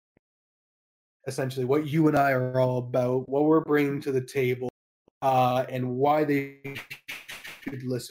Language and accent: English; Canada; Middle-class Canadian